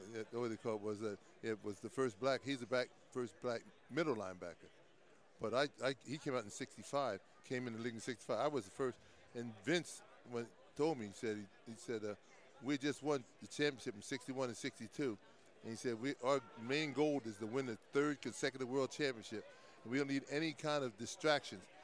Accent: New Jersey, United States; I'm from New Jersey

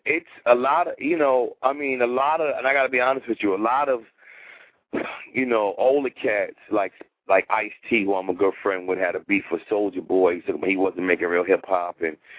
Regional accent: New York City, New York, United States; So I grew up in Jamaica, Queens, where, you know, hip-hop was bubbling.

